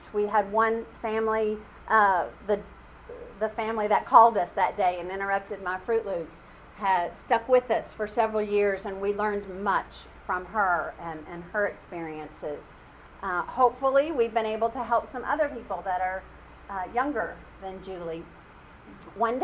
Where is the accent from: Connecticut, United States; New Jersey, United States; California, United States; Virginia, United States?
California, United States; moved away; I'm from California